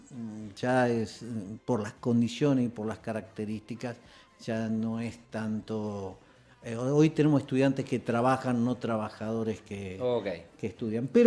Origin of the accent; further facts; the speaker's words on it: Rosario, Santa Fe, Argentina; No, en realidad nací en Santa Fe, pero viví acá, desde chico